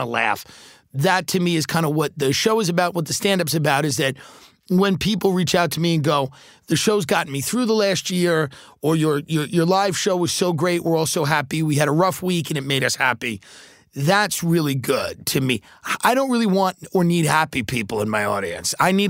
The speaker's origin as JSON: {"language": "English", "area": "Long Island", "region": "New York", "country": "United States", "tie": "born or raised there", "moved": "as an adult", "lives_now": "Los Angeles, United States", "said": "a guy that grew up in Long Island, grew up in New York"}